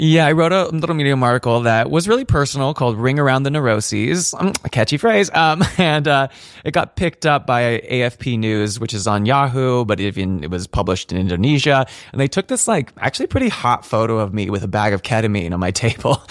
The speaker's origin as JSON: {"language": "English", "area": "north of San Francisco", "region": "California", "country": "United States", "tie": "born or raised there", "said": "I grew up north of San Francisco"}